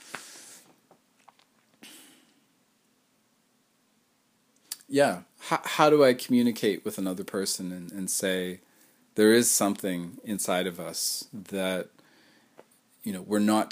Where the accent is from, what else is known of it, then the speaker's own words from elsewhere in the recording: Canada; I am a Canadian